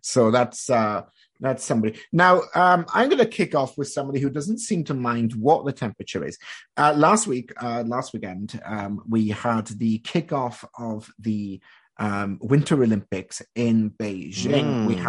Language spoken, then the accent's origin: English; Canada; I spent part of my time growing up in Canada and in high school.